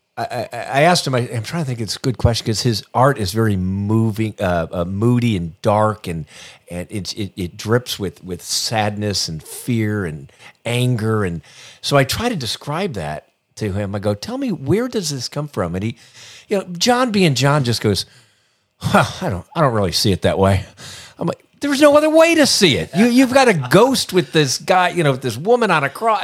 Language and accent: English; Indiana, United States; I grew up in Indiana.